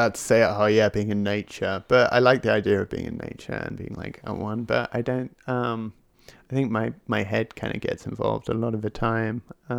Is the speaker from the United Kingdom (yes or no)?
yes; England, United Kingdom; I'm English, and modesty is like a big thing.